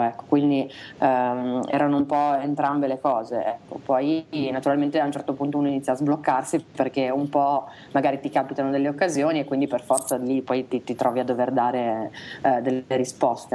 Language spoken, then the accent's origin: Italian; Reggio Emilia, Emilia-Romagna, Italy; now in Milan, Italy; Siamo, siamo, nati tutti e due a Reggio Emilia